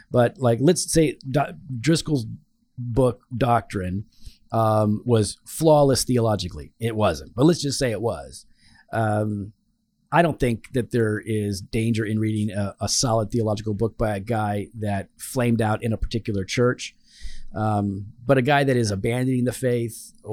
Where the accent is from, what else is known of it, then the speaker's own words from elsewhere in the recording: Canada; that and I'm Canadian.